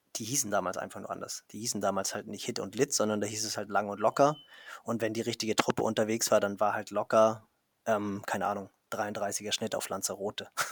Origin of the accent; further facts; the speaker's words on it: Kiel, Schleswig-Holstein, Germany; als Kieler, also viel nördlicher geht es ja gar nicht